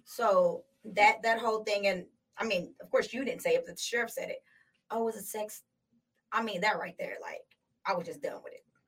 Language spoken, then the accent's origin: English; United States; also born or lived in California; I relate more to the Black community, okay. simply because I was raised in America.